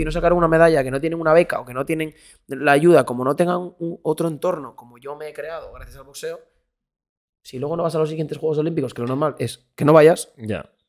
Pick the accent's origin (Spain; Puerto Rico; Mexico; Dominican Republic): Spain; Luego gritando yo soy español, español, todo el mundo gritando